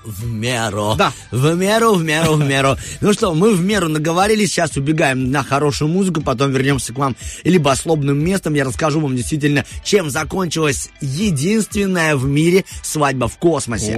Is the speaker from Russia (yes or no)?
no; Tiraspol, Transnistria, Moldova; И я из Тирасполя